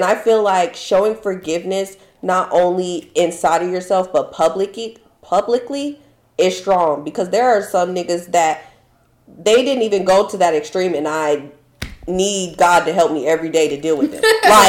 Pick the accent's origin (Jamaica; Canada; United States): United States; I'm sorry. I'm so American. I'm sorry.